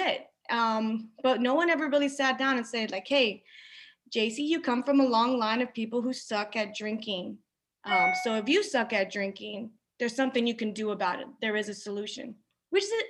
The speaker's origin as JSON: {"language": "English", "town": "San Antonio", "region": "Texas", "country": "United States", "tie": "born or raised there", "also_born_or_lived": "Corpus Christi, Texas", "said": "I was born in Corpus Christi. I was brought to San Antonio at 10 months and I grew up here"}